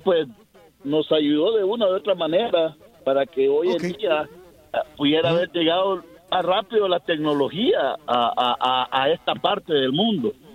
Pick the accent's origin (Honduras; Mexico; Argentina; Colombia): Honduras; now in San Antonio, United States; soy de Honduras, eh, estoy hablando acá de San Antonio